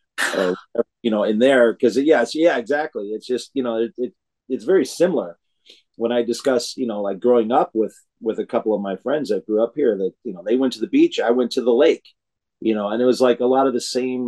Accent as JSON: {"language": "English", "region": "Illinois", "country": "United States", "tie": "born or raised there", "moved": "yes", "lives_now": "California, United States", "said": "I grew up in Illinois myself. I was born here in California, but I grew up in Illinois."}